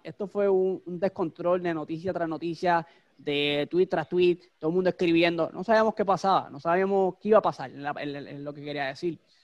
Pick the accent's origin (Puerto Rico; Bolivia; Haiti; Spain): Puerto Rico; como fanático boricua